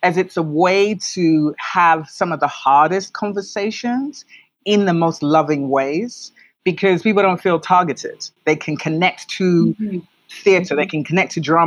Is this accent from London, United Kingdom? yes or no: yes; London, United Kingdom; accent: Black British English; moved away as an adult; also born or lived in New York, United States; now in Ghana; I was born and raised in London, so I speak Black British English.